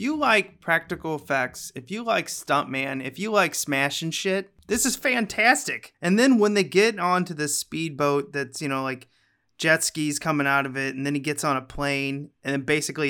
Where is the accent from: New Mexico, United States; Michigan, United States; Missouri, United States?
Missouri, United States; No, I'm from Missouri.